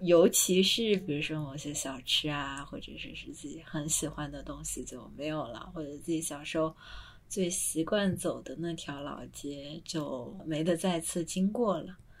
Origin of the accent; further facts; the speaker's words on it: Ruian, Zhejiang, China; now in Hong Kong, China; 小时候我学书法的地方，就是孙轶让的那个藏书楼，清朝延续到现在